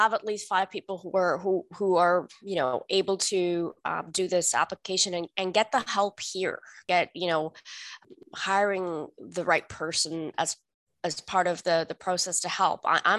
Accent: Canada; English is a second language; also born or lived in India; Canadian. My family, we came to Canada in the late 80s, early 90s as what was then called landed immigrant. We came from India, where we had been living as refugees

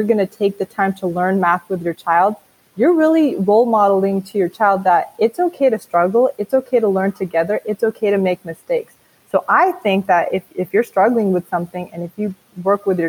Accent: the Bay Area, California, United States; I'm from the Bay.

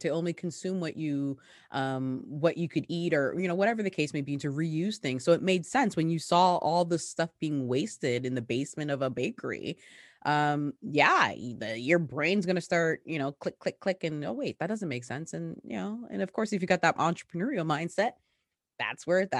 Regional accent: Ghana; born or raised there; moved away; also born or lived in Togo

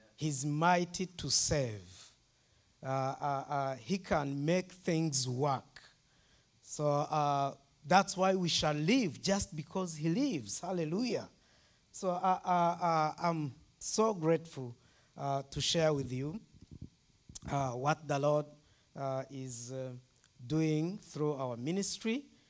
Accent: Rwanda; I'm from Rwanda

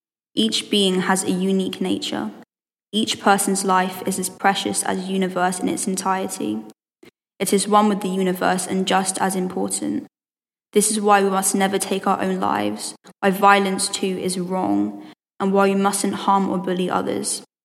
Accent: Letchworth, East of England, United Kingdom; I'm from Letchworth and I'm doing my A-levels in sixth form.

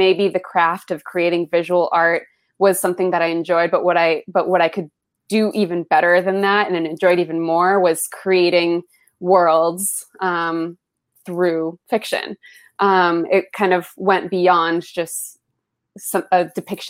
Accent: Los Altos, California, United States; first language Spanish; English is a second language; also born or lived in Colombia; I'm from the Bay Area, from a town called Los Altos, sleepy little Bay Area town

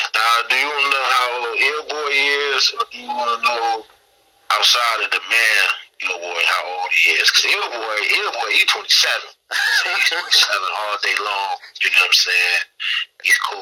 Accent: Midwest, United States; Again, I wear my Midwest on my sleeve, letting everybody know where I'm from, and let everybody know what I'm rapping.

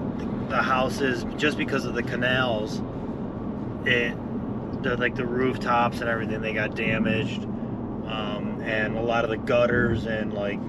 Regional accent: Cleveland, Ohio, United States; I'm from Cleveland.

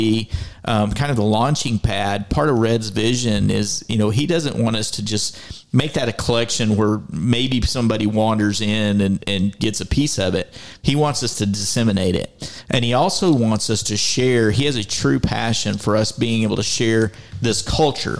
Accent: Deaf Smith County, Texas, United States; also born or lived in Lamar, Colorado; I did have, you know, incredible fortune to grow up in Deaf Smith County.

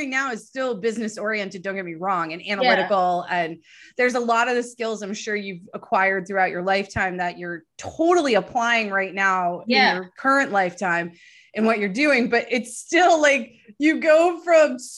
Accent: New Hampshire, United States; I am from New Hampshire. So being a fellow gal, a New England gal who is from New Hampshire

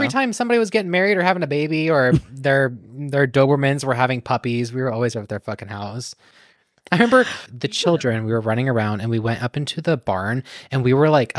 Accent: United States; I'm an American.

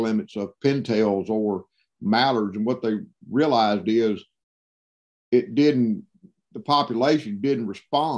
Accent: Mississippi, United States; I'm born and raised in Mississippi

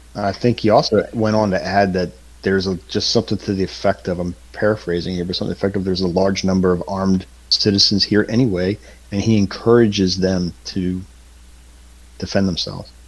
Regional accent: Southern Maryland, United States; moved away; my uh, experience growing up in Southern Maryland

